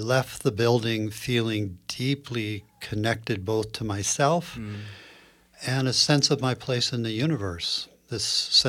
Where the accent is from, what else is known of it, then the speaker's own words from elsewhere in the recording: Princeton, New Jersey, United States; moved away as an adult; now in California, United States; I grew up on the East Coast